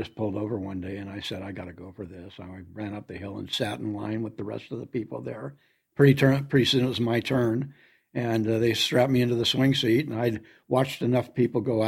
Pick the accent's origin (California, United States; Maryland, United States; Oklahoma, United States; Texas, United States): California, United States; Los Angeles; I grew up in Hollywood